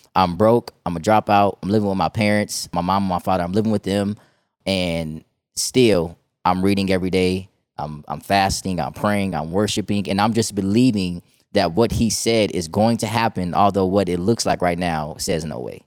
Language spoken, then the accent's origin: English; Chicago, Illinois, United States; moved away as an adult; also born or lived in Georgia; now in Texas, United States; I'm from Chicago, Illinois, right? I lived there for most of my life